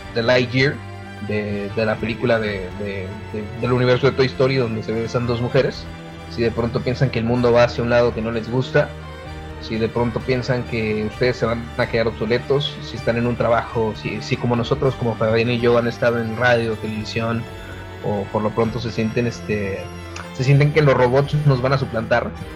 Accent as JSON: {"language": "Spanish", "town": "Ciudad Juárez", "region": "Chihuahua", "country": "Mexico", "said": "aquí como juarense, como buen chihuahuense"}